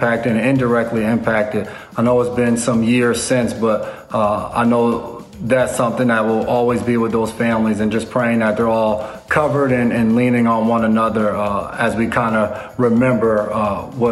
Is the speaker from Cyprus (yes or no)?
no; United States; moved away as an adult; also born or lived in Nashville, Tennessee; growing up in New York area, New York, New Jersey area